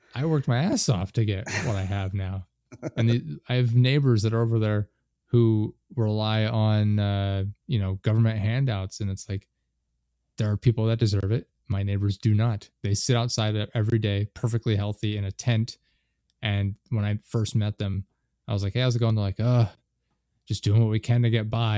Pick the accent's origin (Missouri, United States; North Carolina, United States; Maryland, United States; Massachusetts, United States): North Carolina, United States; also born or lived in central Pennsylvania; now in Pennsylvania, United States; I spent a lot of time growing up in North Carolina, but we live in central Pennsylvania right now